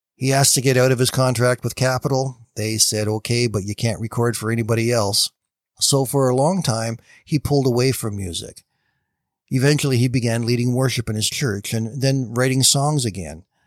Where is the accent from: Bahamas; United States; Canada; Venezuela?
Canada; I am a Canadian